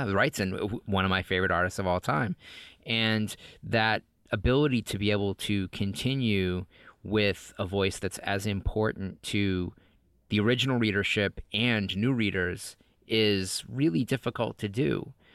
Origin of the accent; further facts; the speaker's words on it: New England, United States; moved away as an adult; also born or lived in Los Angeles; I grew up in New England